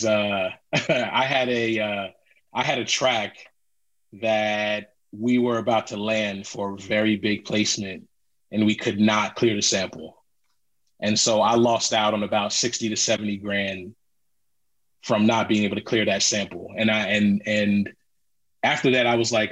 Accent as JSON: {"language": "English", "town": "Philadelphia", "region": "Pennsylvania", "country": "United States", "said": "I'm from Philly"}